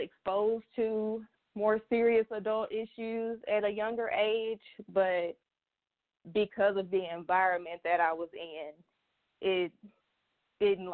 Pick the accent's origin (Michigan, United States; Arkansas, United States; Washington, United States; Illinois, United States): Arkansas, United States; Little Rock; also born or lived in Pine Bluff, Arkansas; I was born in Pine Bluff, lived there till I was in the first grade. And then I moved to Little Rock